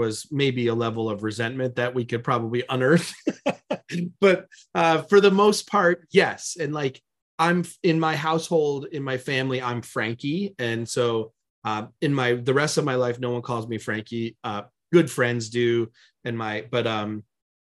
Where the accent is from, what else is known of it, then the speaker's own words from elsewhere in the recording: Bloomingdale, Illinois, United States; moved away as an adult; now in Los Angeles, United States; In the western suburbs of Chicago, a town called Bloomingdale